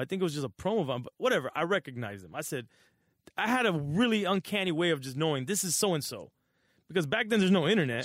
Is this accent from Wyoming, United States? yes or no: no; Miami, Florida, United States; also born or lived in Los Angeles, California; growing up in Miami, my mom being single